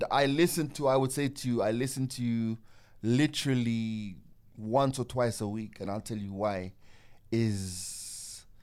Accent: Jamaica; Like growing up in Jamaica in the eighties

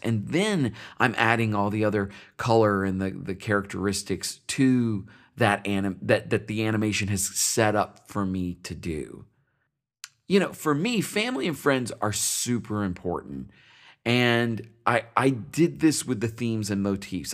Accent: Paducah, Kentucky, United States; My hometown is Paducah, Kentucky

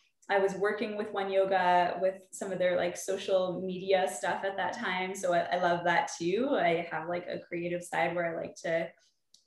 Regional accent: Calgary, Alberta, Canada; I'm from Calgary, Alberta

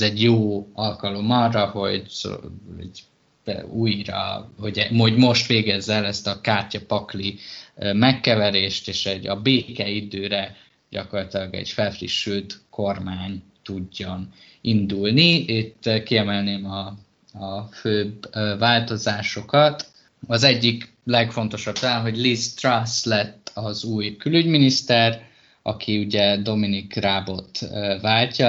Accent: Hungary; moved away as an adult; also born or lived in England; honnan jövök, és akkor mondtam, hogy Magyarországról

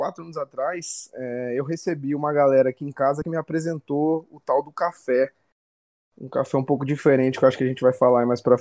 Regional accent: Volta Redonda, Rio de Janeiro, Brazil; born there; accent: mixed; Esse sotaque meu aqui é meio misturado aí. Eu, eu nasci, na verdade, em Volta Redonda, no Rio de Janeiro, mas eu já me mudei 26 vezes desde então.

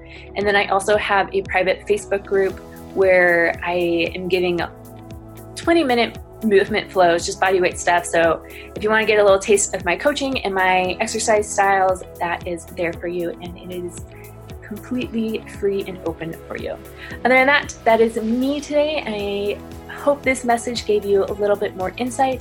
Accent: Spokane, Washington, United States; I'm currently in Spokane, Washington, my hometown

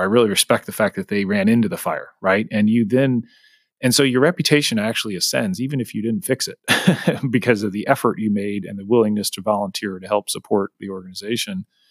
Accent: St. Louis, Missouri, United States; now in Kansas City, United States; I grew up in St. Louis

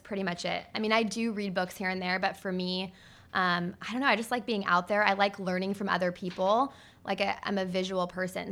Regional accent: Mesa, Arizona, United States; also born or lived in Scottsdale, Arizona; Arizona is where I was born, and I grew up mainly in Mesa, Arizona

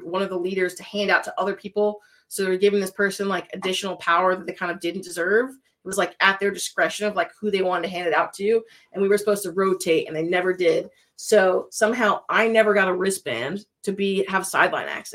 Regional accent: Connecticut, United States; moved away; I'm from Connecticut and I went through Sandy Hook

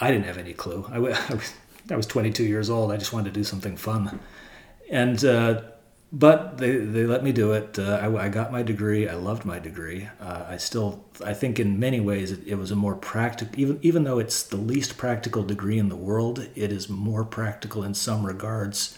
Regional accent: Silicon Valley, California, United States; I grew up here in Silicon Valley

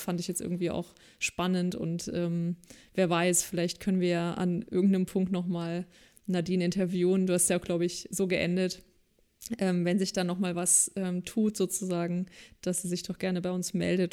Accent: East Germany, Germany; als Ossi überhaupt gar keine kirchliche Bildung genossen habe

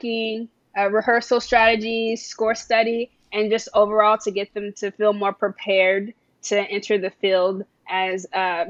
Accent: Round Rock, Texas, United States; I grew up in the Austin Round Rock area

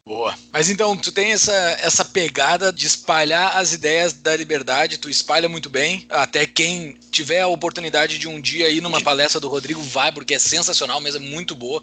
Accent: Brazil; nós que somos brasileiros

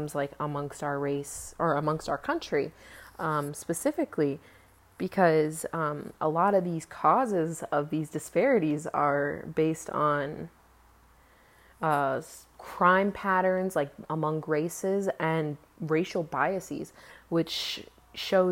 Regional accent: United States; I am African American

